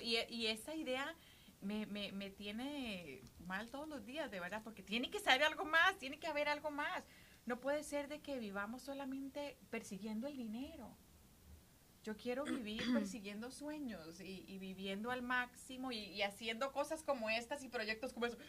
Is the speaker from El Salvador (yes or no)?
no; Costa Rica; moved away as an adult; now in United States; vivo en Estados Unidos hace 22 años, llegué aquí cuando tenía 19 de Costa Rica.